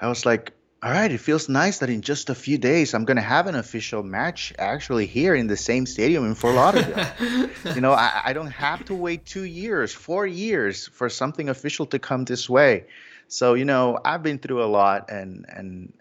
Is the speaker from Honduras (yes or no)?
yes; Honduras; now in South Florida, United States; I was born in Honduras